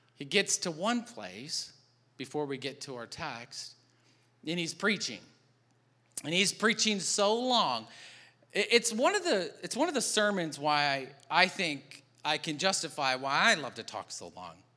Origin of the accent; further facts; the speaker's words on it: Michigan, United States; moved away; I'm from Michigan